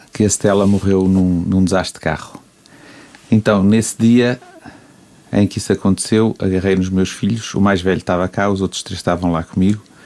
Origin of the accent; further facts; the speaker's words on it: Mozambique; also born or lived in England; now in Porto, Portugal; cresci em Moçambique e saí de lá na, numa altura, depois de 25 de Abril